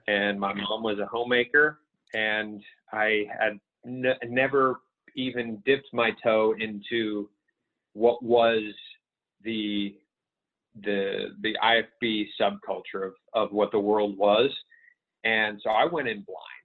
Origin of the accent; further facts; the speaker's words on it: Pittsburgh, Pennsylvania, United States; moved away as an adult; also born or lived in California; I grew up in Pittsburgh, Pennsylvania